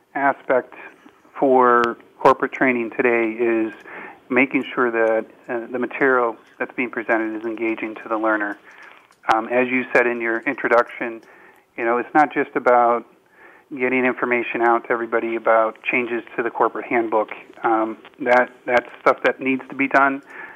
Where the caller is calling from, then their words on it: Madrid, Community of Madrid, Spain; Yep, I'm in Madrid today.